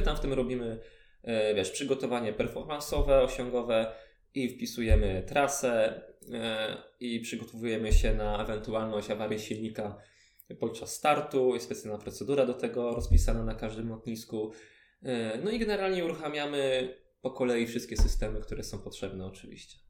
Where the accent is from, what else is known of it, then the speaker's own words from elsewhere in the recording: Ostrów, Poland; also born or lived in Chełm; też jestem z, z Ostrowa